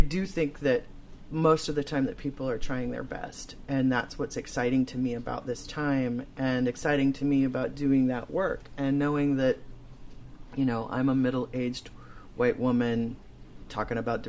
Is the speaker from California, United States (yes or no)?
no; Chicago, Illinois, United States; moved away; where I grew up in Chicago.